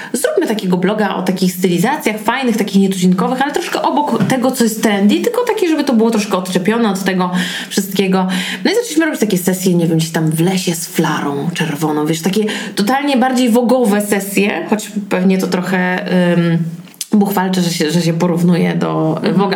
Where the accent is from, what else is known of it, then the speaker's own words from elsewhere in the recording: Warmian-Masurian Voivodeship, Poland; no bo jestem z Mazur